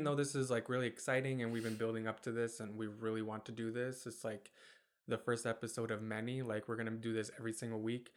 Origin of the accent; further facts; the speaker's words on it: Kentwood, Michigan, United States; also born or lived in Germany / Bosnia; we moved to Kentwood in Michigan when I was five. So I've lived in Michigan my whole life pretty much since then